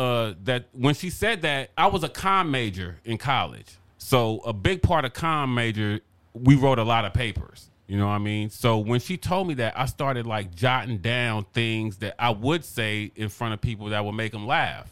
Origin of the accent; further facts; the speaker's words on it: Los Angeles, California, United States; South LA, kind of like by Dorsey High School